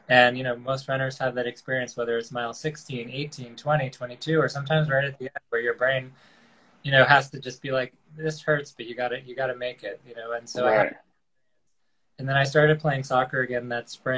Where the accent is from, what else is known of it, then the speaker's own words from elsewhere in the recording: Port Washington, New York, United States; also born or lived in Queens, New York; now in Riverdale, Bronx, United States; I grew up in Long Island in a town called Port Washington.